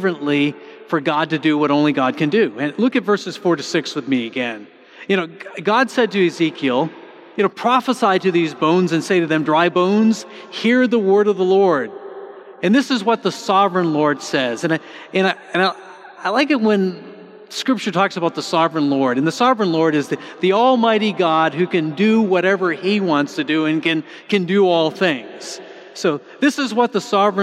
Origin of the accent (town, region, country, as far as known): United States